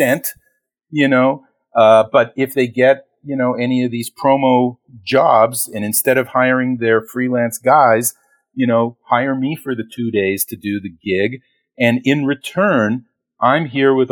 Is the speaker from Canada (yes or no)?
yes; Toronto, Ontario, Canada; moved away as an adult; now in Los Angeles, United States; I'm originally from Toronto, Canada. I moved here in 1991